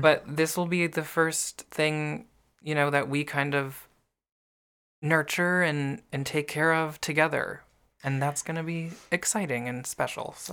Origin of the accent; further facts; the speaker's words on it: the North, United States; I grew up in the North